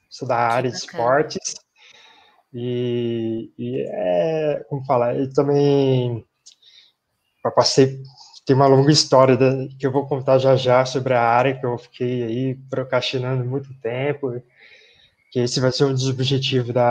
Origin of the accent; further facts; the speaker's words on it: Mirandópolis, São Paulo, Brazil; now in São Paulo, Brazil; Eu sou natural de Mirandópolis, sou do interior de São Paulo, perto de Araçatuba, na verdade.